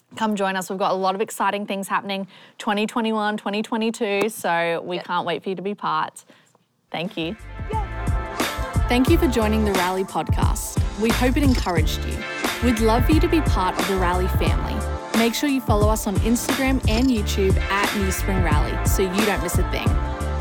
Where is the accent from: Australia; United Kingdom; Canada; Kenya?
Australia; moved away; I sound different. I'm from Australia